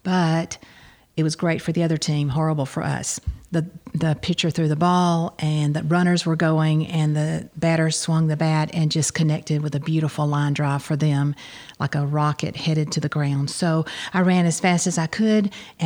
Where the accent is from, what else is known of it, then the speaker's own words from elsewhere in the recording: New Hope community, near Tanner's Beach, Georgia, United States; also born or lived in Kentucky; I grew up out near Tanner's Beach on a dairy farm in the New Hope community. I went to Mount Zion to school.